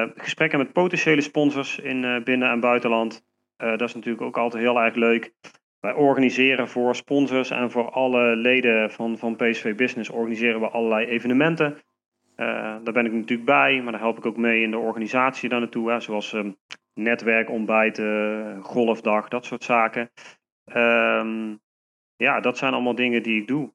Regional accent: Nuenen, North Brabant, Netherlands; ik kom uit Nune. Hm. daar woon ik nu nog steeds, daar ben ik ook opgegroeid

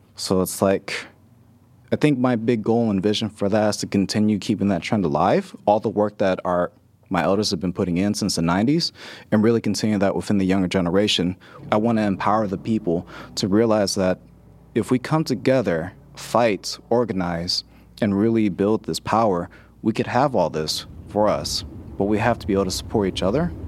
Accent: Richmond, California, United States; growing up in North Richmond

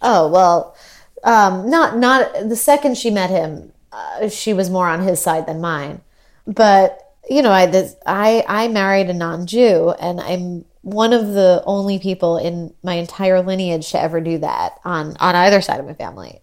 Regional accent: New York, United States; I grew up in New York

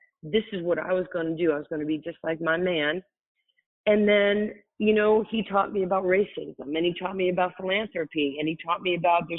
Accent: New York, United States; I'm from New York

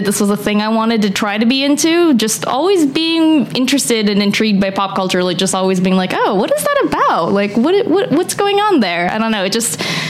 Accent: Southern California, United States; moved away as an adult; also born or lived in New York / New Jersey; now in Los Angeles, United States; I grew up in Southern California, not in LA, but I've lived on the East Coast my entire adult life

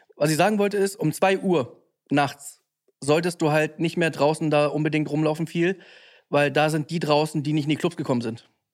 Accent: Hamburg, Germany; ich bin in Bergedorf

